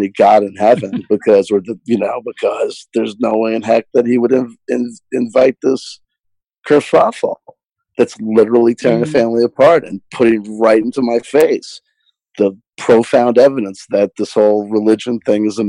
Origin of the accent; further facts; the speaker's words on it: New Jersey, United States; I grew up in New Jersey